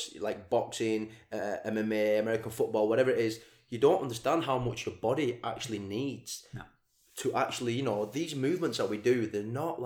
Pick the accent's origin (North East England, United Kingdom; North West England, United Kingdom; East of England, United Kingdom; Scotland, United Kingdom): North West England, United Kingdom; Blackburn; I'm from Blackburn